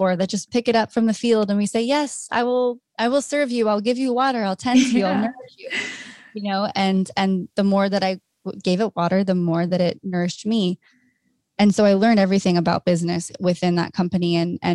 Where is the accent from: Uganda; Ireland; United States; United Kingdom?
United States; Orange County, California; now in Los Angeles, United States; I'm from Orange County, a little Orange Curtain girl